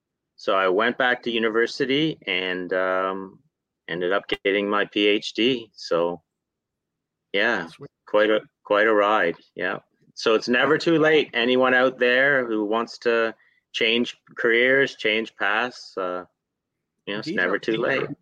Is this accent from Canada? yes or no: yes; Ontario, Canada; moved away as an adult; also born or lived in Toronto, Ontario; now in Nova Scotia, Canada; Yeah, I'm from Ontario. Okay. And I moved to Nova Scotia in 2004. I was a social worker in Toronto.